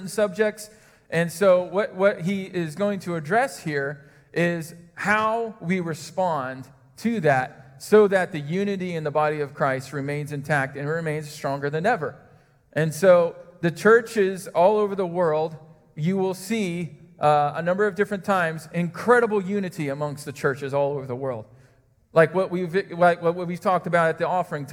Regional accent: Indiana, United States; I grew up in Indiana

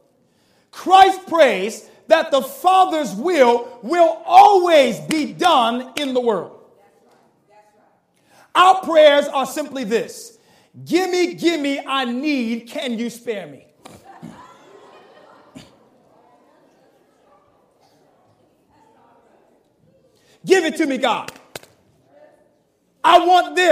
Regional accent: the South, United States; I'm from the South

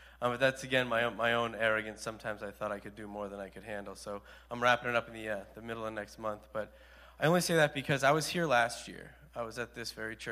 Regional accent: Hyannis, Massachusetts, United States; I'm from Hyannis

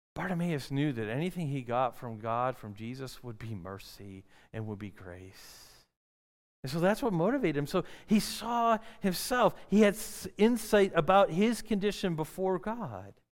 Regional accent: Detroit, Michigan, United States; I grew up in the city. I grew up in Detroit area, Michigan

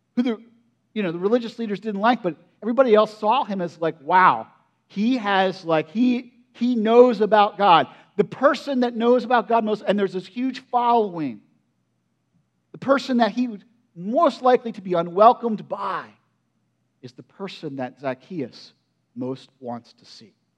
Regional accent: United States; I grew up in Perry County

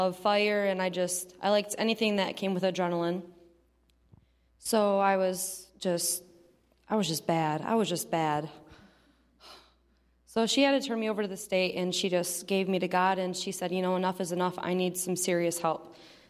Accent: Muskegon, Michigan, United States; I'm from Muskegon, Michigan, right by Teen Challenge

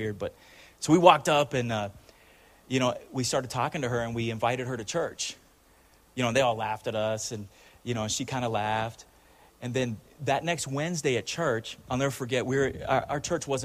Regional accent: Chula Vista, California, United States; I grew up in Chula Vista, which is South Side San Diego

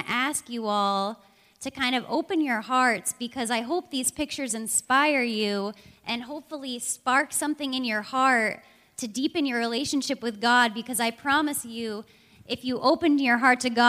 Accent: Portland, Maine, United States; I'm 26. I'm from Portland

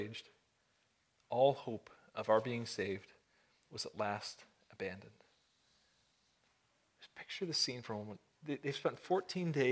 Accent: Buffalo, New York, United States; moved away; I was born and raised in the Buffalo, Niagara area

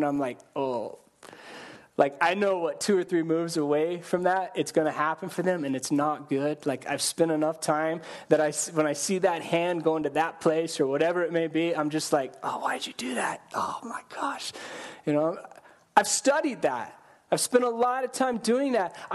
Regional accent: Colorado, United States; I grew up in Colorado

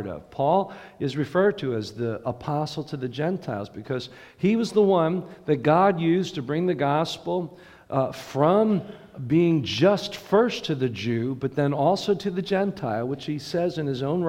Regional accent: United States; us as American Christians

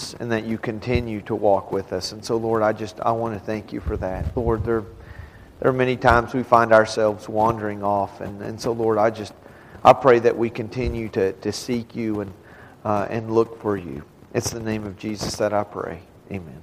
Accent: Texas and New Mexico and the South, United States; we're from Texas and New Mexico and the South. And so most of us would say you all

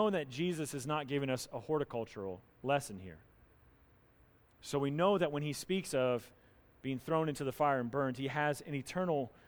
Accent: North Carolina, United States; moved away; Where I grew up down in North Carolina

